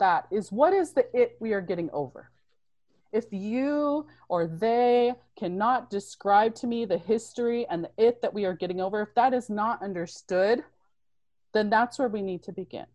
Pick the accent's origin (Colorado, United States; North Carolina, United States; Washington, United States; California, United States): Washington, United States; Toppenish; I grew up on the Yakima Nation Reservation. I went to Toppenish Middle School